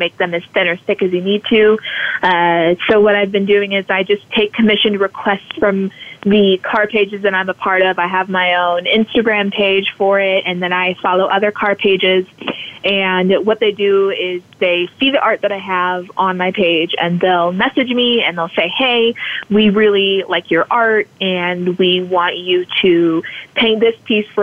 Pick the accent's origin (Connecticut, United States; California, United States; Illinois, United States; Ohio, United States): California, United States; I grew up in California. I was born there